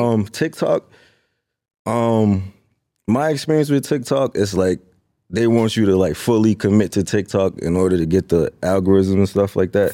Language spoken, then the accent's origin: English; Lynn, Massachusetts, United States; I'm from Lynn, Sin City